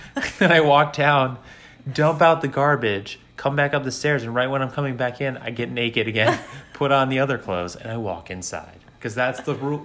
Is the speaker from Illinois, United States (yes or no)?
yes; Chicago, Illinois, United States; I'm from Chicago, so like I'm I grew up in the cold